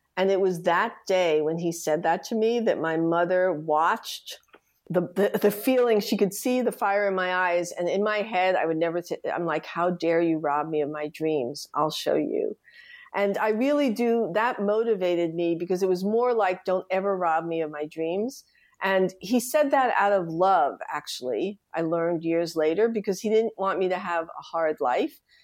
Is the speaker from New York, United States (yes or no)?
yes; New York City, New York, United States; I grew up in the Bronx, Riverdale